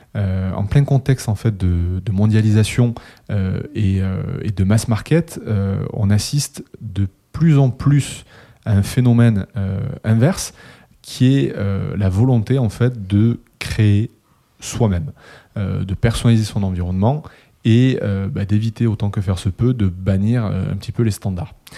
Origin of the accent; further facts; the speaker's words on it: Toulouse, Occitania, France; le vieux de la bande, toujours présent, euh, toulousain aussi